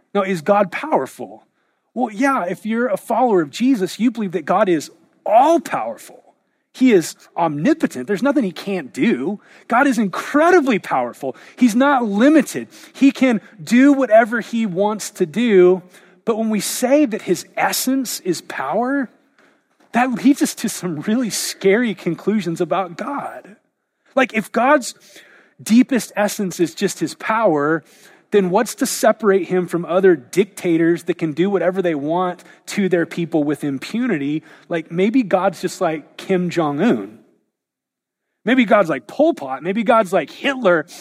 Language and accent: English; United States